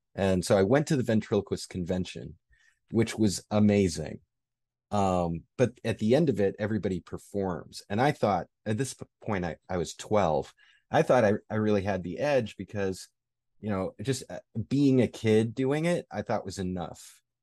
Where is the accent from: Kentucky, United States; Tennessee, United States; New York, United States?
New York, United States; Rochester; I grew up in Rochester, New York